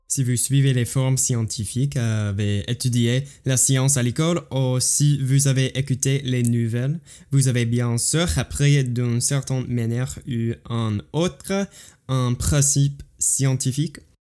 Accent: United States; French is a second language; je suis américain, j'habite aux États-Unis

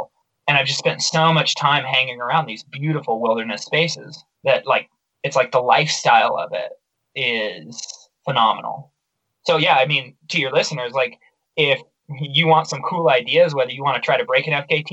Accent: Baker City, Oregon, United States; my hometown, Baker City

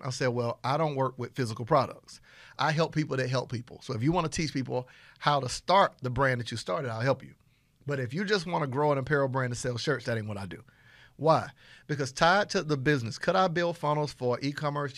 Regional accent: Panama City, Florida, United States; I'm from Panama City, Florida. I'm talking about I'm country country

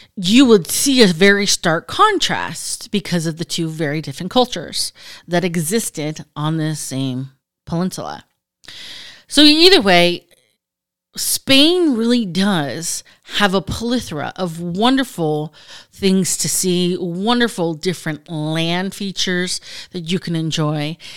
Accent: United States; being an American and having gone through the educational system and college

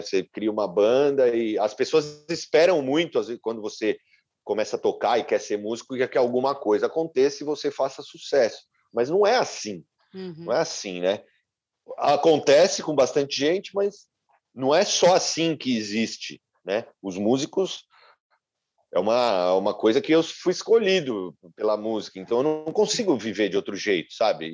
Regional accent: Brazil; now in United States; eu sou brasileiro

